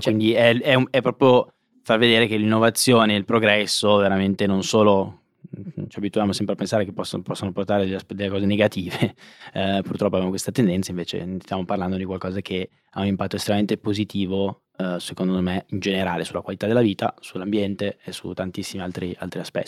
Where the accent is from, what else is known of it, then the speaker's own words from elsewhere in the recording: Monza, Lombardy, Italy; io sono di Monza